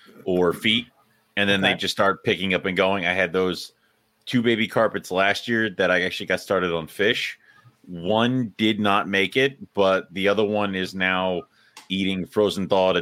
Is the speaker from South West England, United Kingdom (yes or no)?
no; Scotland, United Kingdom; So first off, I'm Scottish.